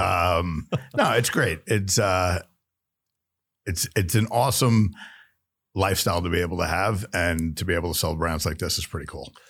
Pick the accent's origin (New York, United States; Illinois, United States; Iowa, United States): New York, United States; moved away as an adult; also born or lived in Florida / Missouri / Kansas; I grew up in New York in the restaurant business